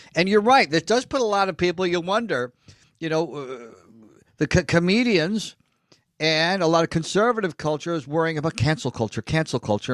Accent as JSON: {"language": "English", "town": "Elmira", "region": "New York", "country": "United States", "tie": "born or raised there", "also_born_or_lived": "Los Angeles", "moved": "as an adult", "said": "we grew up in Elmira"}